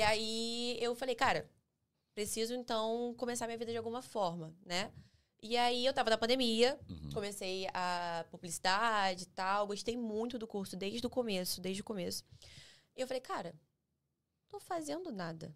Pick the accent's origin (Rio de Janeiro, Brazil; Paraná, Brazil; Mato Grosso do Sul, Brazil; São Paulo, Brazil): Rio de Janeiro, Brazil; eu nasci em Bangu